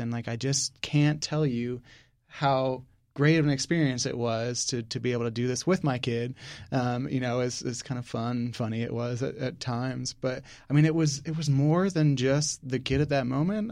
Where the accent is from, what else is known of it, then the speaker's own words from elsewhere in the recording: Northern United States, United States; now in Houston, United States; Yankee, so coming down here, it was definitely an adjustment.